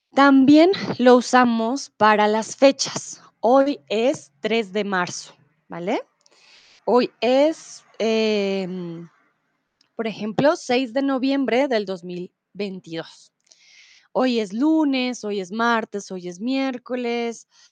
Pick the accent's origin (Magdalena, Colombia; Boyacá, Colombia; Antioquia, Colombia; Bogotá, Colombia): Bogotá, Colombia; soy de Colombia, de Bogotá